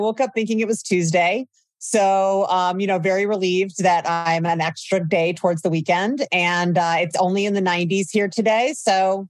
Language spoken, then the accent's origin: English; Midwest, United States; moved away as an adult; So I grew up in the Midwest during the DARE era, started using cannabis as a young adult.